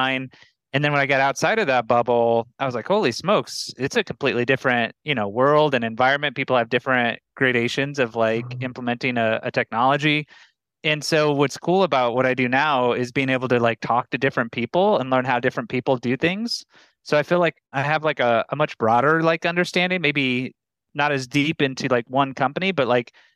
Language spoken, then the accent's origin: English; Omaha, Nebraska, United States; moved away as an adult; also born or lived in Boulder, Colorado; Omaha, Nebraska. Oh. 29 years, born and raised.